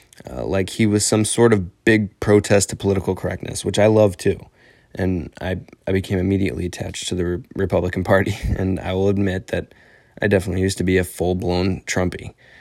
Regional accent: Illinois, United States; I'm 18 years old. I'm from Northern Illinois, and I'm enlisted in the military

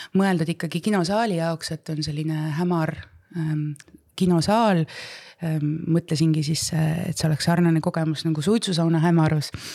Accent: Võromaa, Võru County, Estonia; also born or lived in Setomaa / Mulgimaa / Tartumaa; minu esimesed eluaastad ma kasvasin oma Võromaa vanaemaga

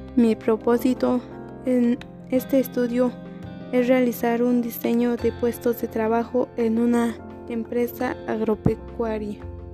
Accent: Cadereyta de Montes, Querétaro, Mexico; soy de Cadereyta de Montes Querétaro

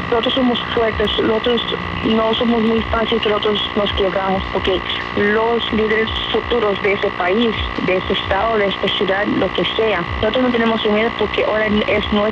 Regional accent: United States; yo nací aquí en Estados Unidos, soy ciudadana.

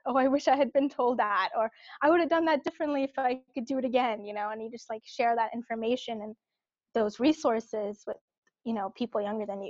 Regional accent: Cupertino, California, United States; I grew up in the Bay Area. So I grew up in Cupertino

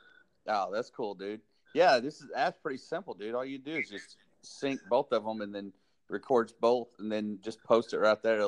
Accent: Altus, Oklahoma, United States; Mine's my hometown and the mascot. I'm the Altus Owl.

